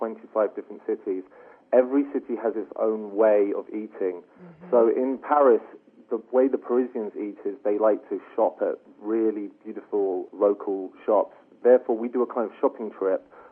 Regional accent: London, United Kingdom; I'm from London

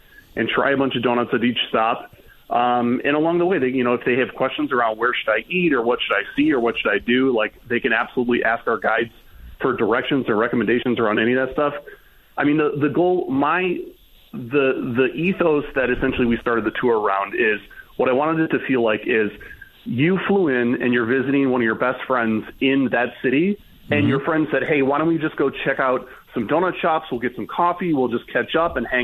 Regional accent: Michigan, United States; I'm originally from Michigan

